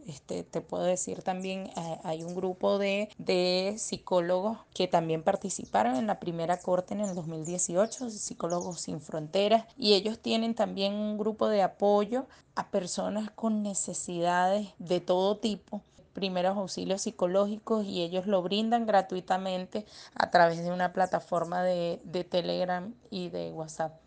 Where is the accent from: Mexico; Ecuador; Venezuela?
Venezuela; como venezolanos